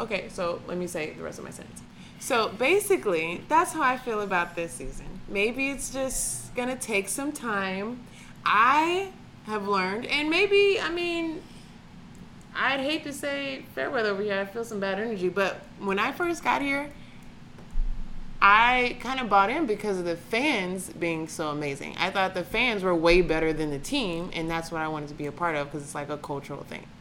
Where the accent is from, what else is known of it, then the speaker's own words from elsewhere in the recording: Atlanta, Georgia, United States; now in Cleveland, United States; I'm from Atlanta, Georgia